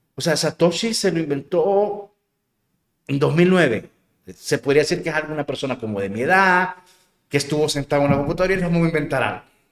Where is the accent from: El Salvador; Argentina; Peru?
El Salvador; soy moreno y soy salvadoreño